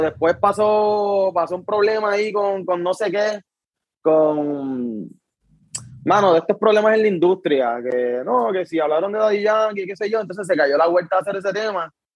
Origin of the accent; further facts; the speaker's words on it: Luquillo, Puerto Rico; also born or lived in Fajardo; yo también crecí en Luquillo